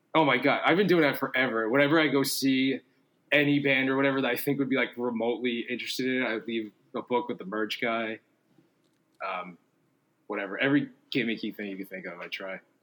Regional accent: New York City, New York, United States; also born or lived in New Jersey / Los Angeles; I grew up in Staten Island and then lived in Jersey for like a long time, and then uh, I've lived back in New York for like 12 years now

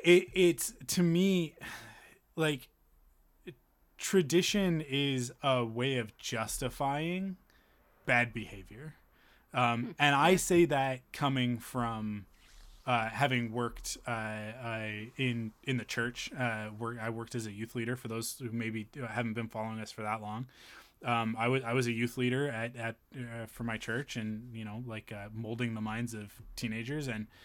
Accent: Canada; We're Canadian.

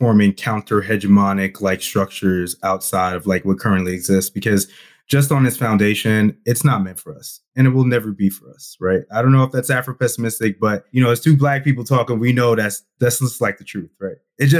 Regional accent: New York, United States; moved away; I'm originally from New York.

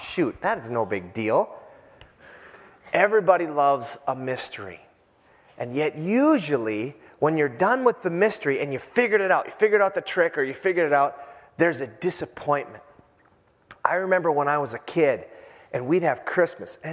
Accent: Iron Range, Minnesota, United States; I'm from the Iron Range

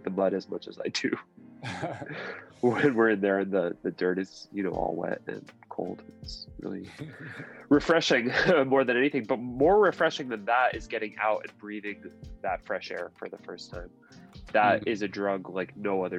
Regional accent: Southern California, United States; I was born in Southern California

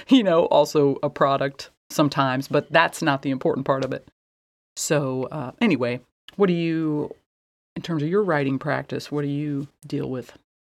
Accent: Midwest, United States; I was raised in the Midwest

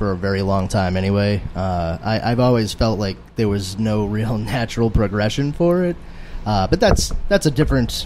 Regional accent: Boston, Massachusetts, United States; I'm originally from Charlestown. It used to be a very, very Irish section. It's sort of like mini South Boston

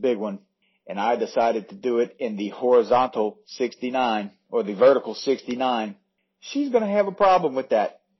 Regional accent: United States; I'm American

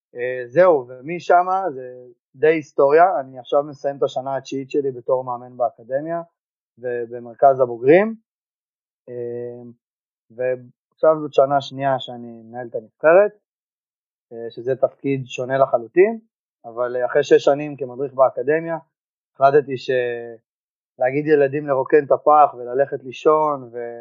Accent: Givat HaShlosha, Central District, Israel; בקיבוץ גבעת השלושה. תוך כדי במקביל התחלתי לעבוד בחוגי שחייה בקיבוץ. אה, היה שלוחה של האגודה של בית ברל אצלנו בקיבוץ

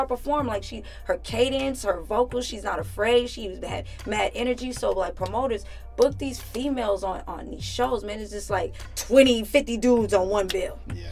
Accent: Richmond, California, United States; now in Los Angeles, United States; where I grew up in Richmond, like you know, my peoples, our peoples, they have own their own homes

